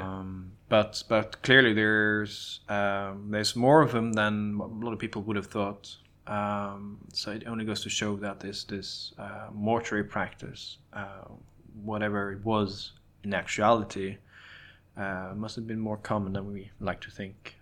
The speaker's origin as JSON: {"language": "English", "country": "Norway", "tie": "born or raised there", "said": "growing up in Norway"}